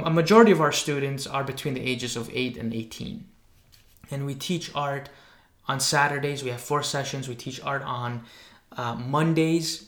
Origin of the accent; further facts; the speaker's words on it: Greece; moved away; when I was growing up in Greece